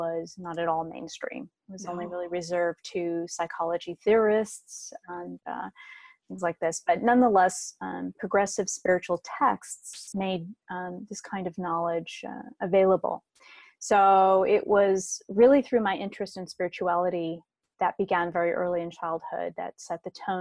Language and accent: English; San Diego, California, United States; was born and raised in Southern California, and I'm from San Diego